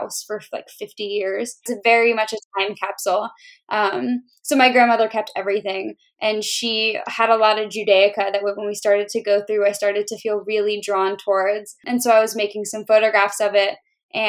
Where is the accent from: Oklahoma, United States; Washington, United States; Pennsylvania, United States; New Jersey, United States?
New Jersey, United States; moved away; also born or lived in Pittsburgh / the South; I grew up in New Jersey and I also lived in Pittsburgh for a long time